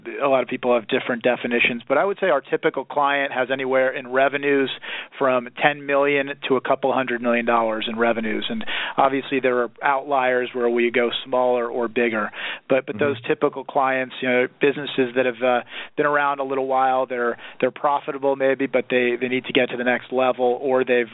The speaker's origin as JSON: {"language": "English", "town": "New York City", "region": "New York", "country": "United States", "tie": "born or raised there", "also_born_or_lived": "Philadelphia, Pennsylvania", "moved": "as an adult", "lives_now": "Southern California, United States", "said": "I grew up in and around New York City"}